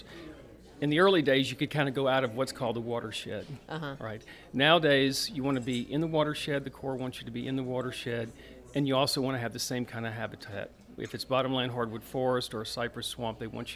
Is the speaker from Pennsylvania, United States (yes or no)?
no; Baton Rouge, Louisiana, United States; I grew up in Baton Rouge, in South Baton Rouge